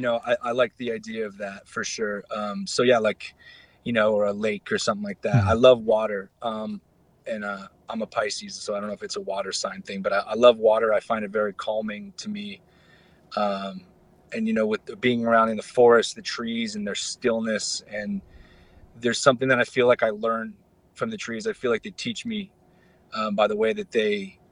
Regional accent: Arizona, United States; I'm from Arizona

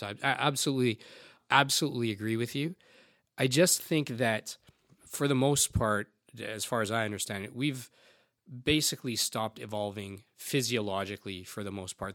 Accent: Canada; a 40 year old second generation Indian guy, albeit I was born in Canada

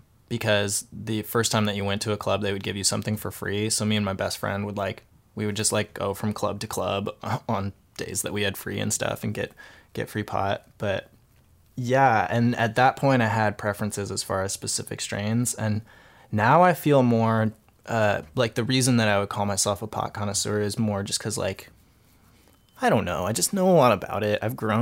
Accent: California, United States; And I grew up in California, you know, and this was another thing that I would tell my parents

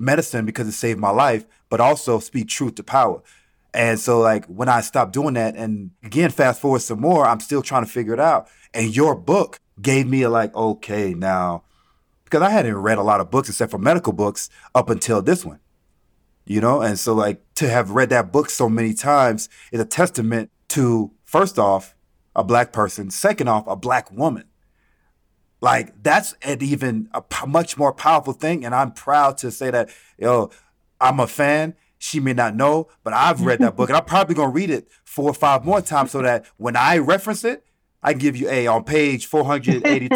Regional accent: Atlanta, Georgia, United States; also born or lived in Caribbean; So growing up in Atlanta, in the city

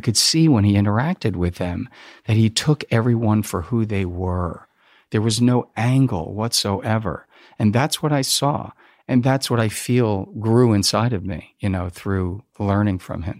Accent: New Jersey, United States; I grew up in New Jersey.

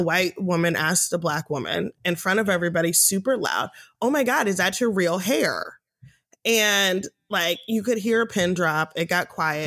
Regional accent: United States; I'm American. I live in America

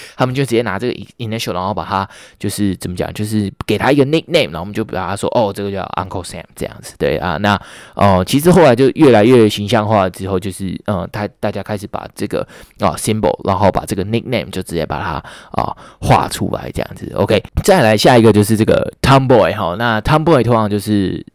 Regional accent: Taiwan; 我们台湾人好像不爱讲， 不爱讲异地的

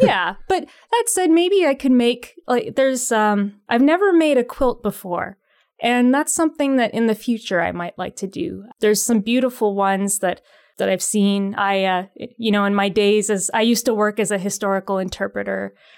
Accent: Pickering, Ontario, Canada; now in Ottawa, Canada; Ottawa is my adopted city. I, uh, I'm from Pickering originally, so the Toronto area.

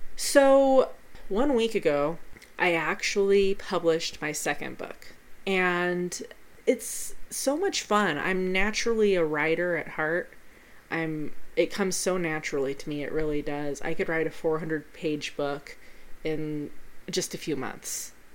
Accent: Pueblo, Colorado, United States; here in my hometown of Pueblo, Colorado

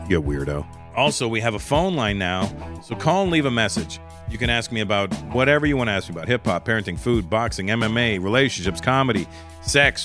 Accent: Toronto, Ontario, Canada; moved away as an adult; now in Los Angeles, United States; it was in Toronto, it was my hometown

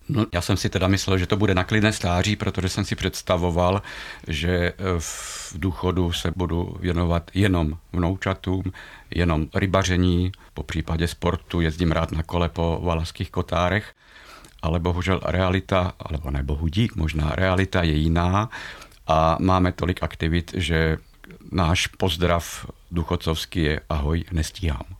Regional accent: Slovakia; now in Velké Karlovice, Czech Republic; já jsem Slovák

